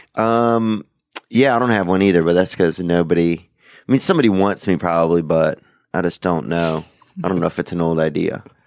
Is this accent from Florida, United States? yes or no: no; Louisiana, United States; moved away; I grew up in Louisiana